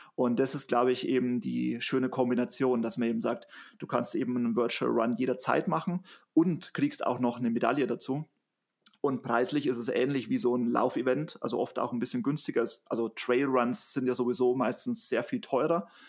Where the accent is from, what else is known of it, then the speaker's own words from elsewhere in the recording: Bavaria, Germany; ich komme aus Bayern